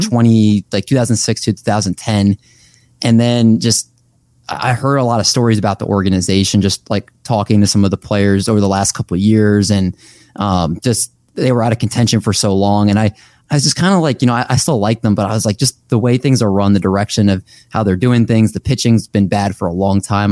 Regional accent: Olney, Maryland, United States; also born or lived in Silver Spring, Maryland / Towson, Maryland / Baltimore, Maryland; I'm from Maryland, lived here my whole life, actually

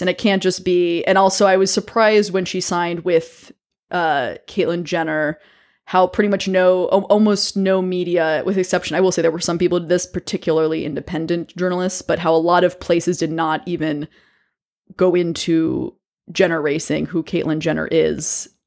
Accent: American South, United States; also born or lived in Connecticut; now in New York City, United States; I actually grew up in the American South

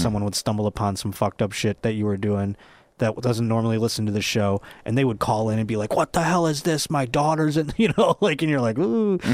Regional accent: Buffalo, New York, United States; if I was not from Buffalo

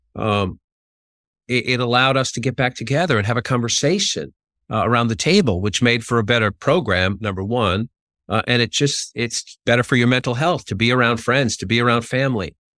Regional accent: Boston, Massachusetts, United States; growing up in Dorchester, Massachusetts

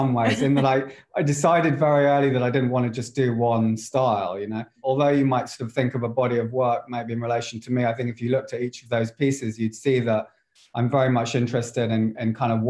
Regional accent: England, United Kingdom; I'm English. I wasn't really exposed to all the American shows

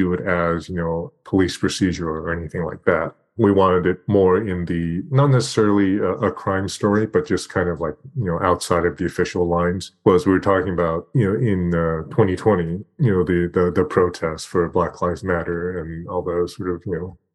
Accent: Torrance, California, United States; I grew up in Torrance, shout out Del Alma Mall

